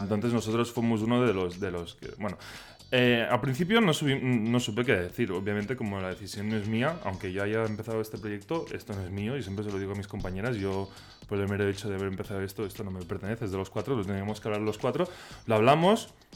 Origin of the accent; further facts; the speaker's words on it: Spain; accent: Catalan; first language Catalan; Spanish is a second language; no es, mi lengua materna y que a mí me cuesta mucho expresarme en, castellano